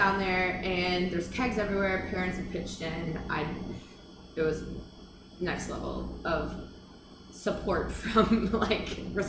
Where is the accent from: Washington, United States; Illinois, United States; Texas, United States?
Texas, United States; Houston; also born or lived in Casper, Wyoming; I grew up in Houston.